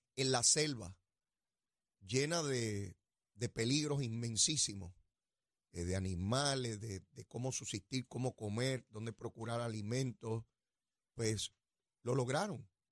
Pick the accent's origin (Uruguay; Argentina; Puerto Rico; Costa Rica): Puerto Rico; nuestra identidad como ciudadanos americanos y puertorriqueños